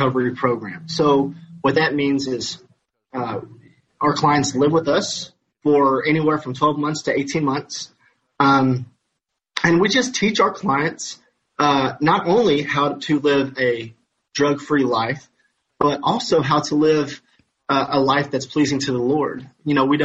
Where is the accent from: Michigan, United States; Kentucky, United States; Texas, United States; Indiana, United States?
Kentucky, United States; Madisonville; I'm from Madisonville, Kentucky